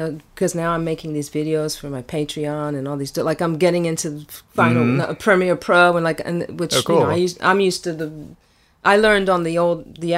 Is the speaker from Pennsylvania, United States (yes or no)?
yes; Philadelphia, Pennsylvania, United States; growing up in Philly in the 70s